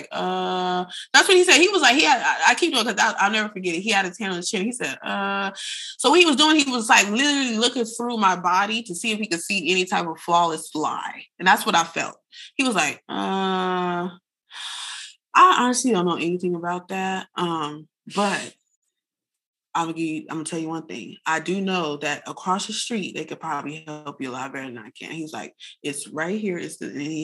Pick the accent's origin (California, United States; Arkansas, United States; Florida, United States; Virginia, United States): California, United States; San Bernardino; now in Los Angeles, United States; I'm not from LA. I'm green as heck. I'm from San Bernardino. I got here on a train with $6.